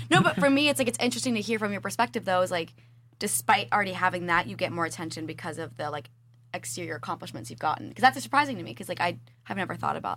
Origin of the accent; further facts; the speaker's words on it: Virginia, United States; now in Miami, United States; I'm from Virginia originally, and I grew up from a like, pretty like like well off family.